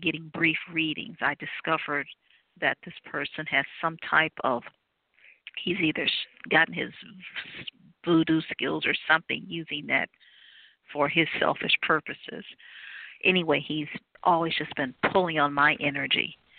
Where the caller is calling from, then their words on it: Cleveland, Ohio, United States; I'm calling from Cleveland, Ohio.